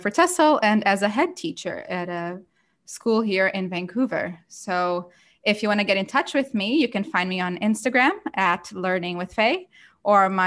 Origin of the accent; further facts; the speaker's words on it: Brazil; English is a second language; I was a student in an immersion school back in Brazil when I was in kindergarten. That's actually how I learned English first.